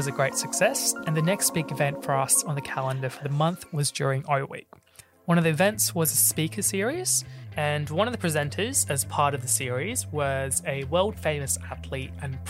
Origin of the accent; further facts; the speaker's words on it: Australia; also born or lived in Sri Lanka; now in Melbourne, Australia; For myself, I grew up in the Australian culture here as well as the Sri Lankan culture that my parents grew up in. And I lived both in Sri Lanka and Australia until I was about 10.